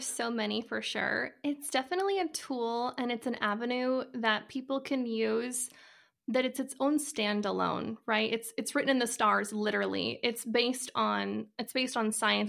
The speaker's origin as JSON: {"language": "English", "region": "Idaho", "country": "United States", "moved": "as an adult", "lives_now": "Arizona, United States", "said": "I am originally from Idaho, and, uh, I actually moved to Arizona about a year ago"}